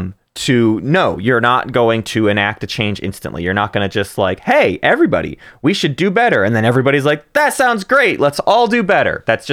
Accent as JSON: {"language": "English", "region": "Arkansas", "country": "United States", "said": "you and I are from a pretty affluent area. We are from Northwest Arkansas. We are from the hometown of one of the largest company in the world"}